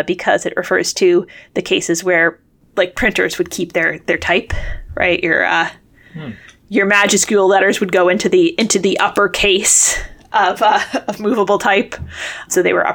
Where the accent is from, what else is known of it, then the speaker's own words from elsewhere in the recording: United States; we're American